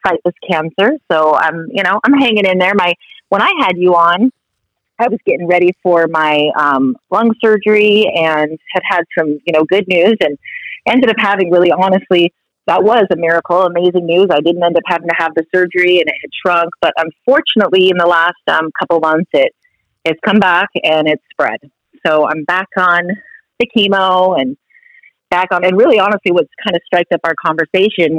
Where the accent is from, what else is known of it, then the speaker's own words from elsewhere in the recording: United States; also born or lived in Canada; now in Florida, United States; being American